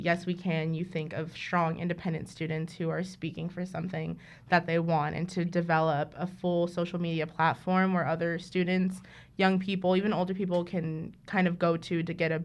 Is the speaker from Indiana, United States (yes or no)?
no; Hayward, California, United States; we grew up in South Hayward.